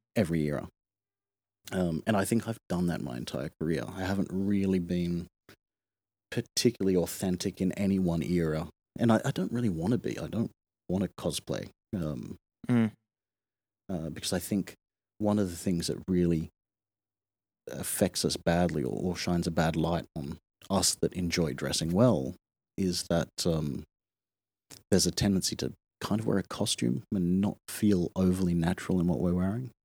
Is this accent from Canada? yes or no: no; Sydney, New South Wales, Australia; moved away as an adult; also born or lived in Kawasaki, Japan / Hong Kong / Japan; I grew up in Sydney, Australia